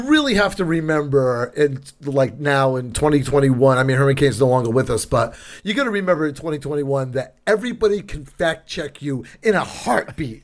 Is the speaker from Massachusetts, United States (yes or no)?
yes; New Bedford, Massachusetts, United States; born or raised there